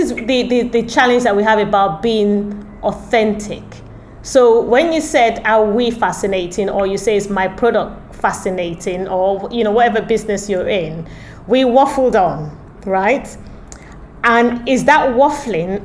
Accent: Nigeria; I am Nigerian, but I'm not very Nigerian.

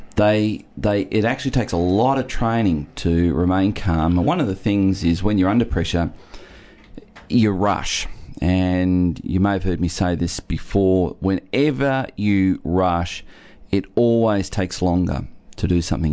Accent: Geelong, Victoria, Australia; I was born in Geelong

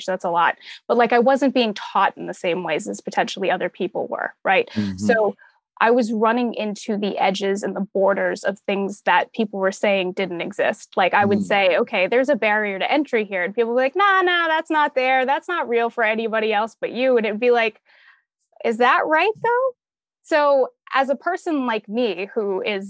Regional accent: Massachusetts, United States; moved away as an adult; also born or lived in Salem, Massachusetts / Atlanta, Georgia; now in Boston area, United States; I grew up in foster care in the Massachusetts foster care system

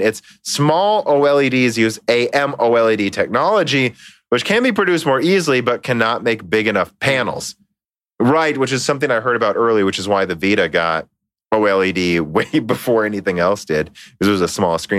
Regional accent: Minnesota, United States; we're from Minnesota

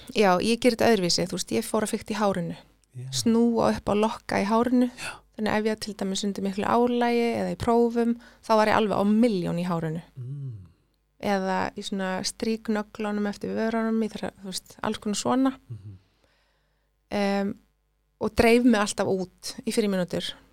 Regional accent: Iceland; first language Swedish; Icelandic is a second language; also born or lived in Sweden; Þegar ég kom heim, fimm ára, ég talaði ekki eitt orði í íslensku ég, ég skildana mm. en ég talaði ekki neina íslensku

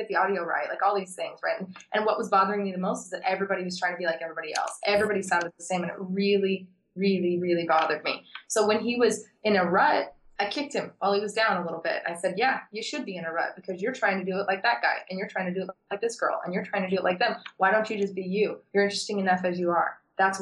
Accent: Las Vegas, Nevada, United States; I grew up in Vegas. I've been here since I was 9.

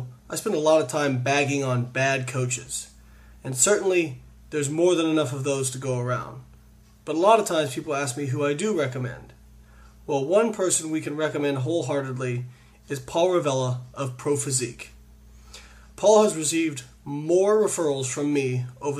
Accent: Evansville, Indiana, United States; Evansville, which is actually my hometown where I'm from

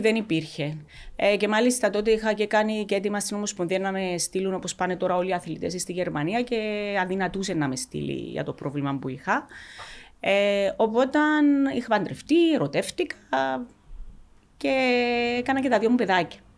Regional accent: Xylotymbou, Larnaca District, Cyprus; also born or lived in Achna; στο χωριό, στη ξυλωτή που, που μέναμε, αν και είμαστε πρόσφυγες από την Άχνα

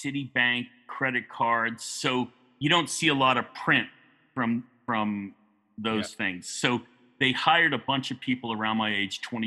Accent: New York, United States; growing up in New York

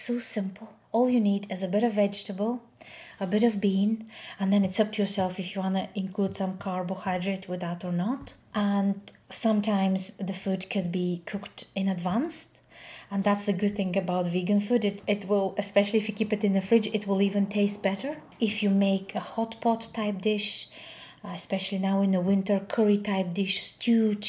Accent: Bulgaria; moved away; I grew up in Bulgaria

